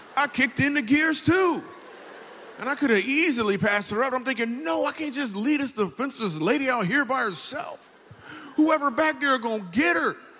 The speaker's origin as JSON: {"language": "English", "town": "Grand Rapids", "region": "Michigan", "country": "United States", "tie": "born or raised there", "said": "I grew up in Grand Rapids, Michigan"}